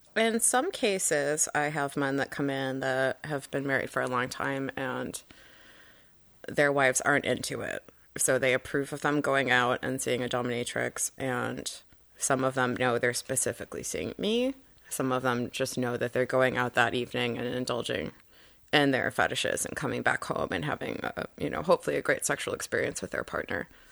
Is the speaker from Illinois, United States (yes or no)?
yes; Chicago, Illinois, United States; born or raised there